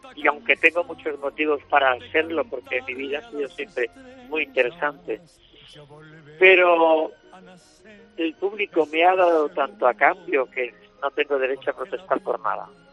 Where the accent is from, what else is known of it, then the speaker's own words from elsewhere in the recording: Andalusia, Spain; soy andaluz